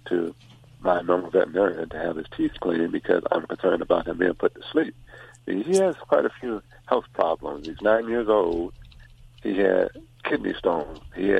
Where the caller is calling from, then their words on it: Huntington Beach, California, United States; I'm calling from Huntington Beach.